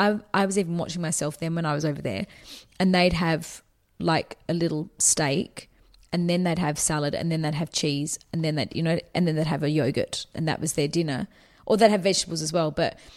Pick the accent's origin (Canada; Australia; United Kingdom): Australia; I'm from Australia